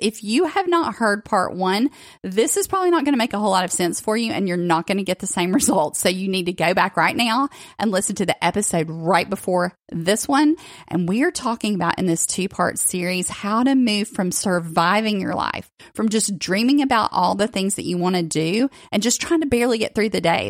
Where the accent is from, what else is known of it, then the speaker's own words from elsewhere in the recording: the South, United States; I grew up in the South